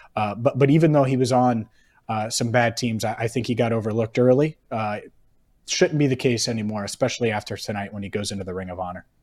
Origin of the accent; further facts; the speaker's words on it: Cincinnati, Ohio, United States; growing up in Cincinnati